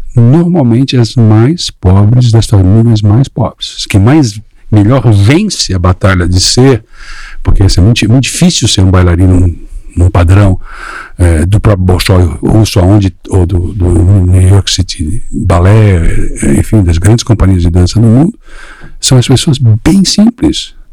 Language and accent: Portuguese; Blumenau region, Santa Catarina, Brazil; also born or lived in Florianópolis / São Paulo; Eu, eu sou de Santa Catarina, de, de, uma região assim de colônia, né? E muito bem sucedida, região muito bem sucedida, região de Blumenau.